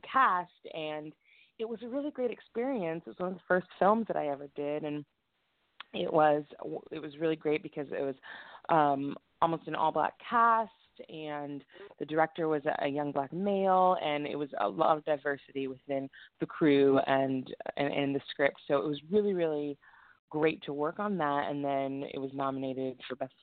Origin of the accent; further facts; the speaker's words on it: Santa Barbara, California, United States; now in Los Angeles, United States; I'm originally from Santa Barbara, which is like an hour and a half north of Los Angeles